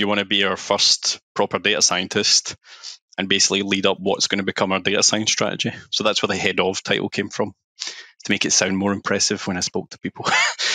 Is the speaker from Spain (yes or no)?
no; Glasgow, Scotland, United Kingdom; moved away as an adult; also born or lived in London; I'm from Glasgow, that kind of area